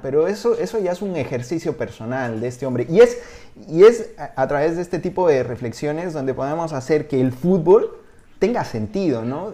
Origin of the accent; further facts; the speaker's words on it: Peru; moved away as an adult; also born or lived in Spain; te lo digo como peruano en el extranjero, cuando yo estuve viviendo en España hace, hace 20 años